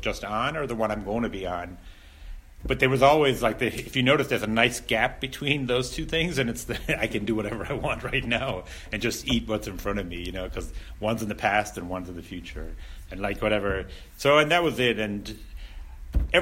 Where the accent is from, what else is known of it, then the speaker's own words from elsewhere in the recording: Ireland; I grew up in Ireland and I grew up in a rural, I grew up in a rural area